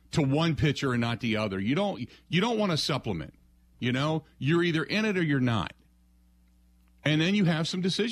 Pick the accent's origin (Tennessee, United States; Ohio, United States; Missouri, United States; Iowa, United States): Ohio, United States; Cincinnati; moved away; I grew up in Cincinnati